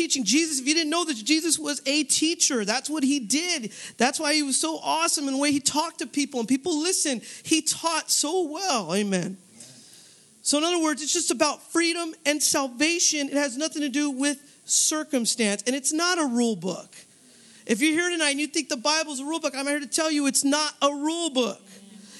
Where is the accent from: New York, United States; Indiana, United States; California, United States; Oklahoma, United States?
California, United States; Northern; moved away as an adult; also born or lived in San Jose; I'm from Northern California. I came out here for school